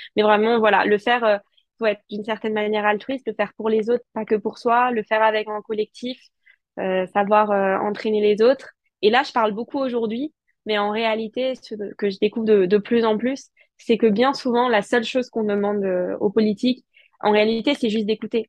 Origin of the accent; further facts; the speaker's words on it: Alsace, Grand Est, France; en tant qu'Alsacienne